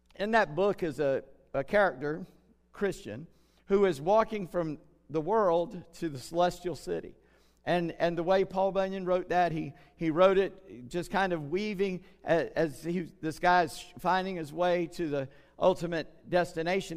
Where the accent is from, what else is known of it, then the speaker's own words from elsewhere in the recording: Charleston, South Carolina, United States; I grew up in Charleston